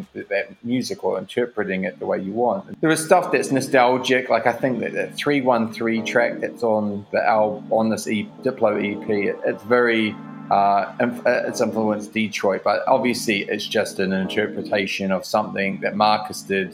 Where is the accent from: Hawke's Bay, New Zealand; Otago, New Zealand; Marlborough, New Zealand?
Otago, New Zealand; Dunedin; moved away; also born or lived in Christchurch; I'm originally from Dunedin, New Zealand, but I was in Christchurch